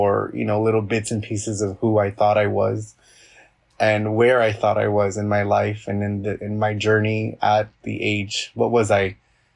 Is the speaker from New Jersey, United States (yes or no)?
no; Los Angeles, California, United States; I was born and raised in Los Angeles